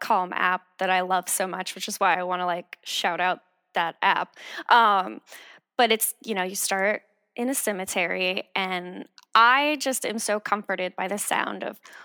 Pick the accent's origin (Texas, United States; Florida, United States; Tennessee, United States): Florida, United States; now in Los Angeles, United States; I'm from the South originally. I'm from Florida